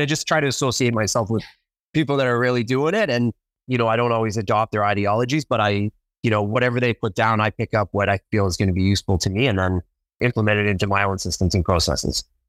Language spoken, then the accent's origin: English; Ottawa, Ontario, Canada; born, basically born and bred in Ottawa, Ottawa, Canada